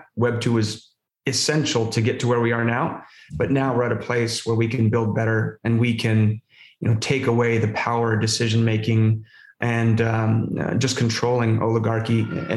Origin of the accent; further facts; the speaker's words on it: Southern California, United States; moved away; I was born in Southern California, kind of a rough and tumble kid.